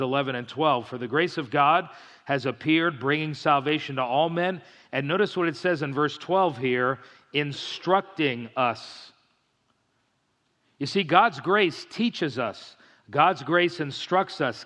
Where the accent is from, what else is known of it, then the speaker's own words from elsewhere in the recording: South Florida, United States; moved away; I grew up in South Florida.